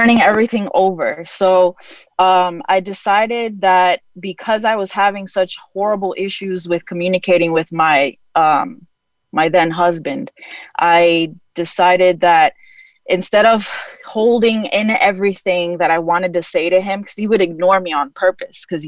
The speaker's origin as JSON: {"language": "English", "region": "New York", "country": "United States", "also_born_or_lived": "Florida / Honduras", "moved": "yes", "lives_now": "Chicago, United States", "said": "I'm a transplant. I'm originally from New York."}